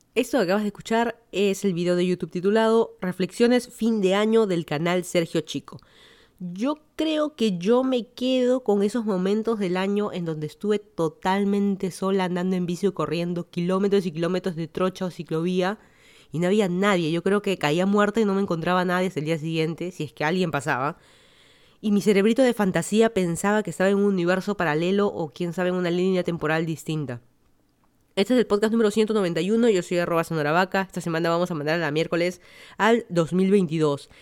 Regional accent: Lima, Peru; moved away as an adult; also born or lived in Miami, Florida, United States; now in Fairfax County, United States; yo soy de Lima, Perú, me mudé a Estados Unidos hace más de seis años

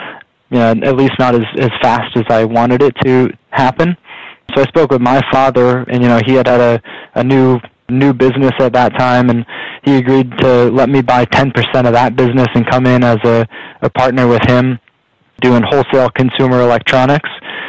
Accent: Boston, Massachusetts, United States; But yeah, I was born and raised in Boston, Mass. I got two sisters, one older and one younger. And I grew up in a pretty big neighborhood with tons of friends

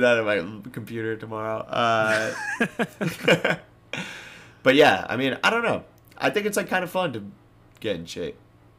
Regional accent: Long Island, New York, United States; I've also been golfing on Long Island, so I've been going to Gino's Pizzeria in my hometown

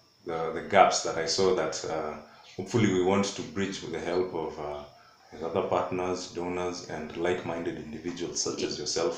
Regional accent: Kajiado County, Kenya; We are from the Maasai community. Maasai community from Kajiado County.

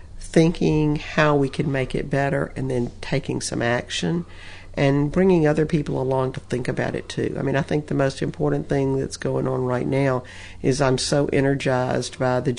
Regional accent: Georgia, United States; moved away as an adult; now in Memphis, United States; Well, I left Georgia and went to college in Dallas at mm-hmm. Southern Methodist University.

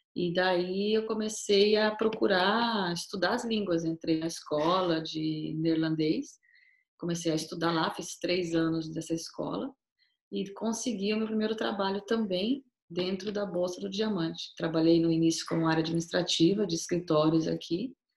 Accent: Cuiabá, Mato Grosso, Brazil; moved away as an adult; now in Belgium; Eu sou do Mato Grosso, de Cuiabá

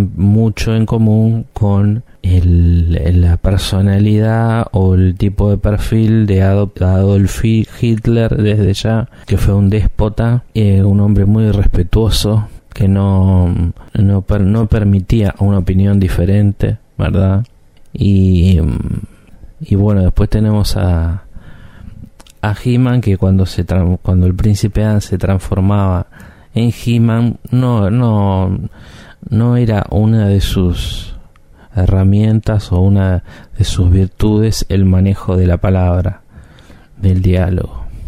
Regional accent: Uruguay; un uruguayo

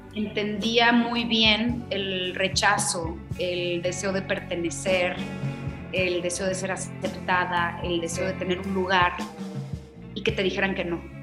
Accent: Aguascalientes, Mexico; Soy de Aguascalientes, mi familia no tiene nada que ver con el arte

